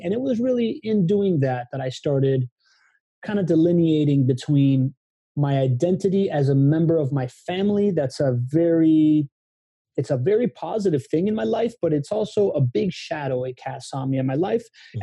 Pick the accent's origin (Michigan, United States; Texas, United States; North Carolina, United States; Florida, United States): Florida, United States; Miami; moved away as an adult; also born or lived in Venezuela / Spain / California; I came back when I was nine years old and grew up in Miami